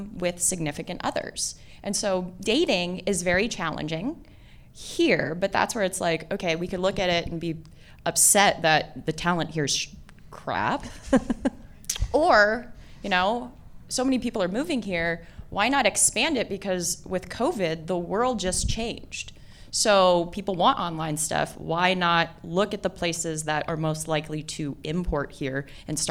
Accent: West Coast, United States; now in Boise, United States; I'm from the West Coast

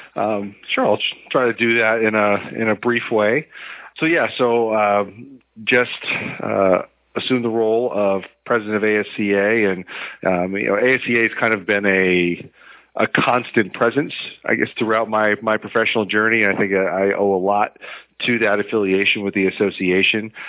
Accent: Connecticut, United States; I'm from Connecticut originally

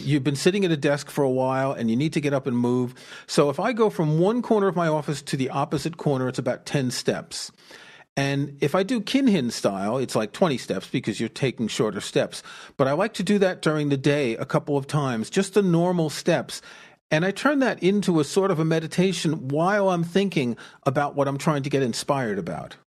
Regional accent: New York City, New York, United States; I grew up in New York City

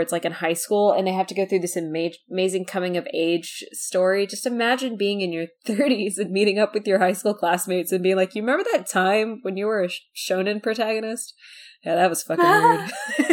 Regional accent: United States; I'm an American adult woman

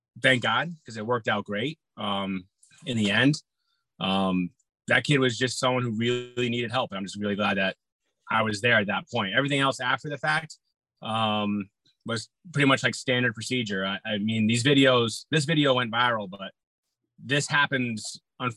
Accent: Massachusetts, United States; moved away as an adult; now in Connecticut, United States; I was a police officer in my hometown first. I had to go through the academy for that. I was up in Mass.

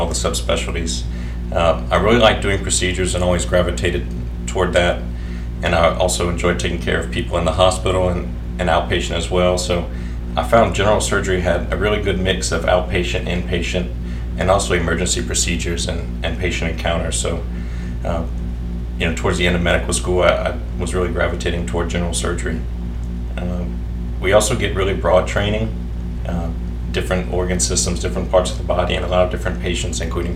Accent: Opelousas, Louisiana, United States; also born or lived in Baton Rouge, United States / New Orleans, United States / Shreveport, United States; I'm from Opelousas. My dad's whole family is from here, and I grew up here in the city and went to high school locally

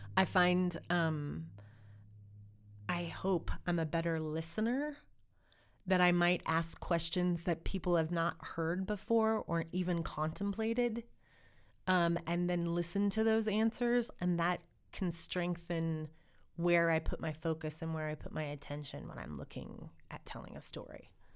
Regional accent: Montana, United States; also born or lived in Oregon; I am American and Montanan

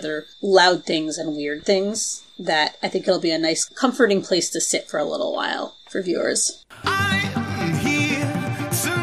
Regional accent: United States; As an American Eurofan

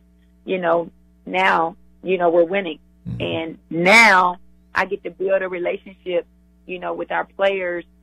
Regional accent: the South, United States; I'm a Southerner

